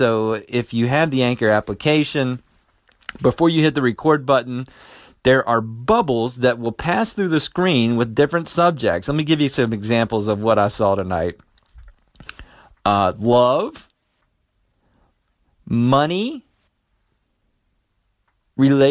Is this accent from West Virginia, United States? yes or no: yes; West Virginia, United States; my home state, West Virginia